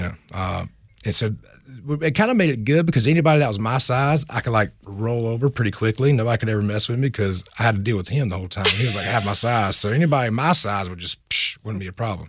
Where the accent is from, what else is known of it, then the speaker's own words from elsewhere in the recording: Sumter, South Carolina, United States; my hometown, and I have to have mom and daddy in it.